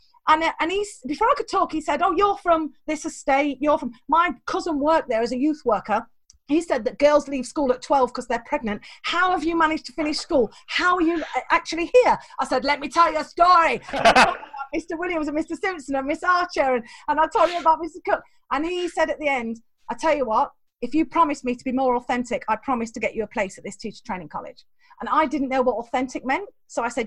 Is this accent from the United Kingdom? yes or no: yes; England, United Kingdom; I was born the wrong side of the border